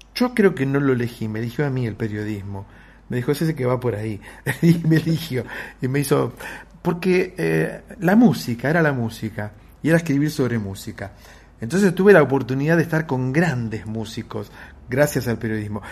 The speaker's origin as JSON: {"language": "Spanish", "region": "Buenos Aires", "country": "Argentina", "said": "Yo soy de Versalles"}